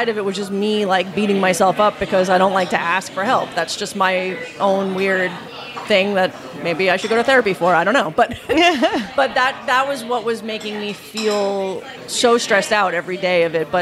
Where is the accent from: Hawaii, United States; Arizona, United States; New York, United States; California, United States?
New York, United States; New York City; moved away as an adult; now in Los Angeles, United States; I'm not from Italy. I'm from New York.